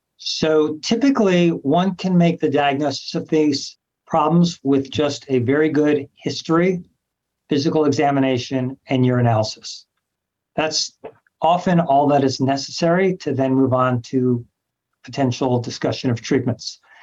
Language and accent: English; Los Angeles, California, United States; moved away as an adult; also born or lived in New York / Memphis; now in Cleveland, United States; I'm from Los Angeles, California, trained all over the country New York, Memphis, Cleveland, a few other places